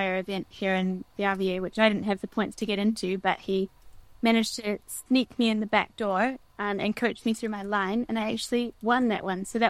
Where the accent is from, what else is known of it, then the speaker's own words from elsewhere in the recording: Wanaka, Otago, New Zealand; now in Switzerland; I grew up in Wanaka